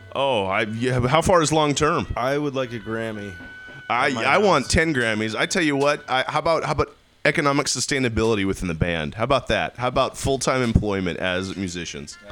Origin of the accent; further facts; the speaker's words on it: Pierce County, Washington, United States; Born and raised in Pierce County